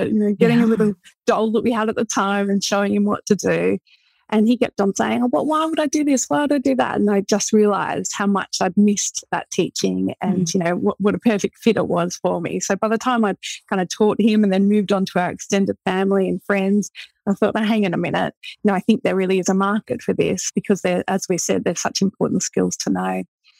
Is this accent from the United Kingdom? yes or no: no; Australia; moved away as an adult; So I moved over from Australia. You know, I didn't have, at the time we had a 3-month-old baby. I didn't know anyone.